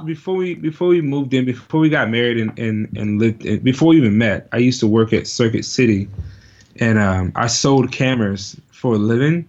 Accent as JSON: {"language": "English", "region": "Virginia", "country": "United States", "also_born_or_lived": "Richmond / Prince George / Norfolk", "moved": "yes", "said": "I'm originally from Virginia"}